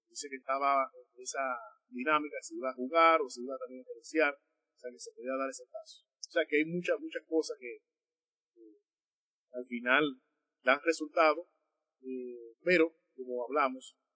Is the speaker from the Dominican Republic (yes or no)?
yes; Dominican Republic; Yo soy dominicano, nosotros somos